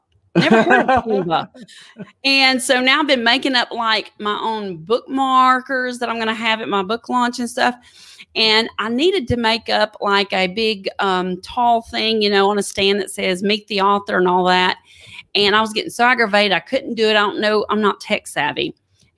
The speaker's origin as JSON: {"language": "English", "region": "East Texas", "country": "United States", "tie": "born or raised there", "moved": "yes", "lives_now": "Alabama, United States", "said": "I was raised in East Texas"}